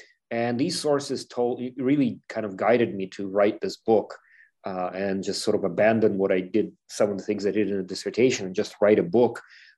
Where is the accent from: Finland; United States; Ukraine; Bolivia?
Ukraine; And of course, I'm from Ukraine, so this is a very familiar subject to me, but I wanted to learn more.